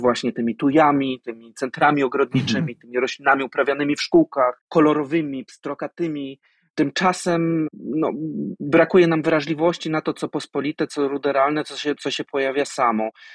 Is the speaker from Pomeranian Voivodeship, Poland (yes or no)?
no; Poznań, Greater Poland, Poland; Ja wychowałem się w mieście, w Poznaniu